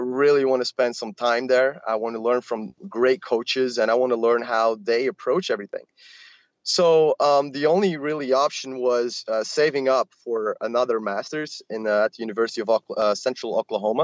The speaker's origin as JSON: {"language": "English", "country": "Belgium", "tie": "born or raised there", "said": "I grew up here in Belgium"}